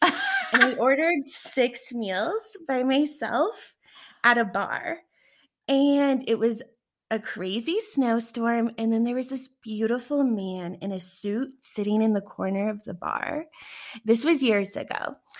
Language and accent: English; Denver, Colorado, United States; I'm from Denver